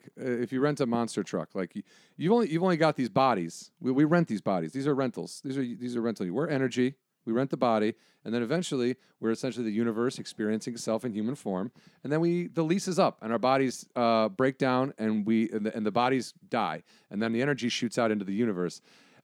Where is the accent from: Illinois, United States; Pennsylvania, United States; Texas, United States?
Illinois, United States; moved away; also born or lived in northern Wisconsin; A small town in Illinois. I spent a lot of time in northern Wisconsin.